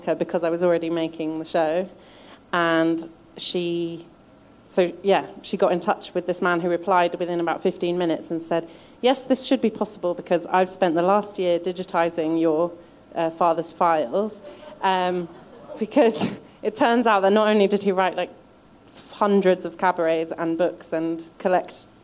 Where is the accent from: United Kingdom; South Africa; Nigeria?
United Kingdom; London; I was born in London, but my mum's from Slovakia, my dad's from Hungary